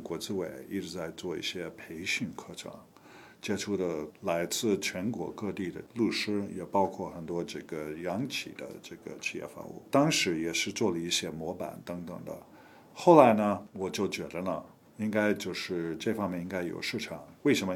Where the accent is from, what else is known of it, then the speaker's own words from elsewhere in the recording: United States; Chinese is a second language; moved away as an adult; also born or lived in Taiwan / Los Angeles / Hong Kong; now in China; 我本人也是美国人，我是美国出生长大的，呃，我是七七年到七九年，我在台湾待了两年时间，学会中文